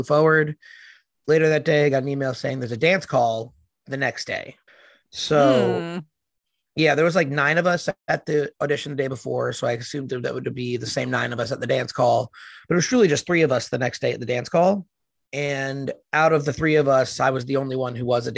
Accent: New Jersey, United States; So I am from New Jersey. So very close to the city

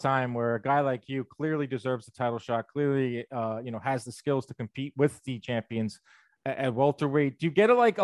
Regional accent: New York City, New York, United States; I'm from New York City

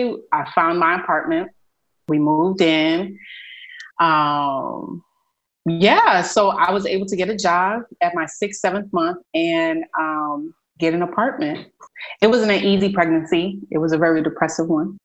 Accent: New York City, New York, United States; also born or lived in Philadelphia / Boston; now in Texas, United States; I'm originally from Brooklyn, New York, but a big part of me, my heart is in Philadelphia

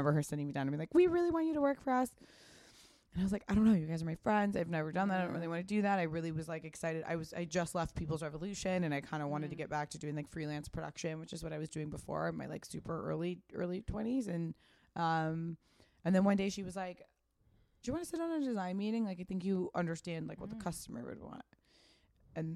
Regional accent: Pasadena, California, United States; I grew up in Pasadena

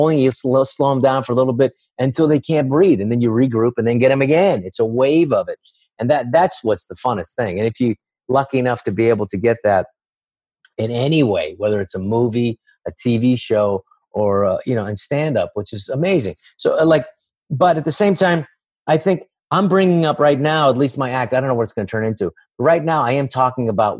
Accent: San Francisco, California, United States; I grew up in San Francisco

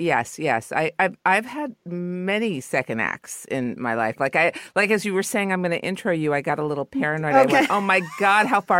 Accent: Los Angeles, California, United States; I guess, embarrassed because I'm from L.A., but I'm from the Valley. So deep in the Valley that I thought Ventura Boulevard was the other side of the hill.

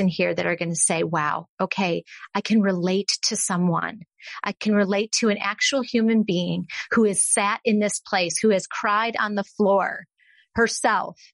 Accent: Texas, United States; also born or lived in Austin, Texas; I'm from Texas

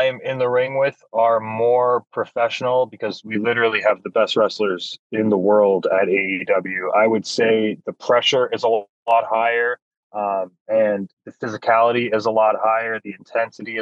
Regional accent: Hamilton, Ontario, Canada; I'm from Hamilton, Ontario, Canada, and I have made sure my entire career to be announced from Hamilton

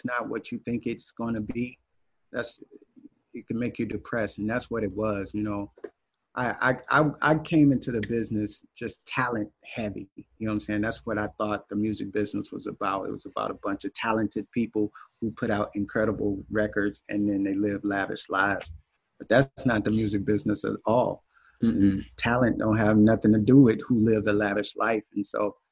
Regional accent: East St. Louis, Illinois, United States; now in Nashville, United States; I'm from East St. Louis

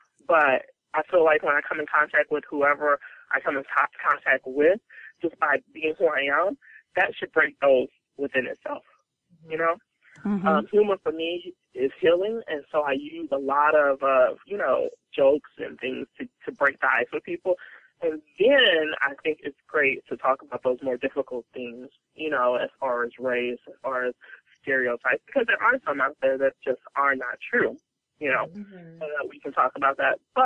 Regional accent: Gary, Indiana, United States; Black girl coming from Gary, Indiana.

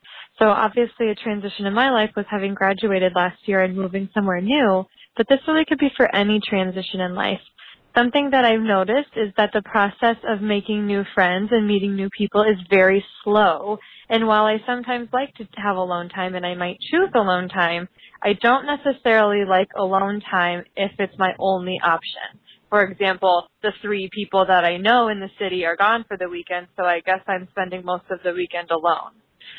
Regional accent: Iowa, United States; moved away as an adult; now in Minneapolis, United States; I am from Minneapolis. I actually am from Iowa, but I moved here about a year ago after graduating from college

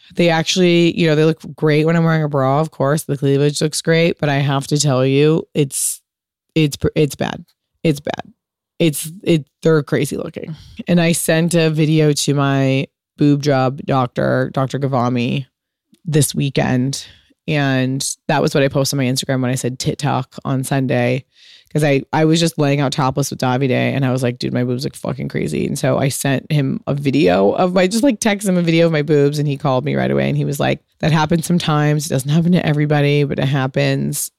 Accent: United States; a fucking product of, of being American

